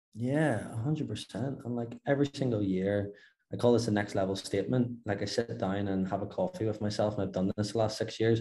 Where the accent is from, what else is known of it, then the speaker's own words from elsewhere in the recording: Belfast, Northern Ireland, United Kingdom; moved away as an adult; now in Dubai, United Arab Emirates; From Belfast, Northern Ireland